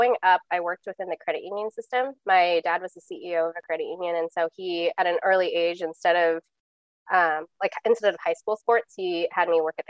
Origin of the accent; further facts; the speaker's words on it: West Coast, United States; moved away as an adult; also born or lived in Omaha, Nebraska; now in Kansas City, United States; I am originally from the West Coast